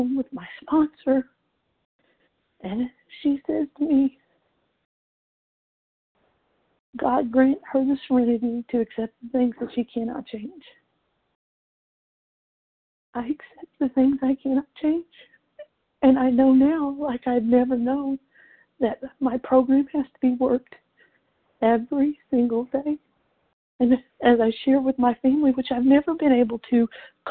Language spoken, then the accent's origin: English; Jesup, Georgia, United States; I'm from Jessup, Georgia